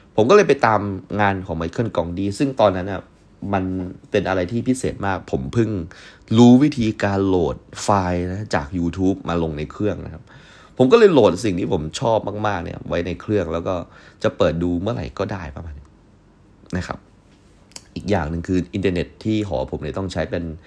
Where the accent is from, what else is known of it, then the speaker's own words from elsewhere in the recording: Yala, Thailand; moved away as an adult; ที่ผมกลับไปที่ยะลา